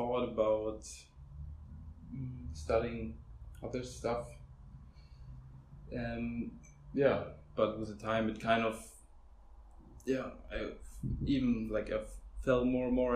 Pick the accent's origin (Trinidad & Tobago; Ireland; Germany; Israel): Germany; Hamburg; I'm basically from Hamburg, lived my whole life here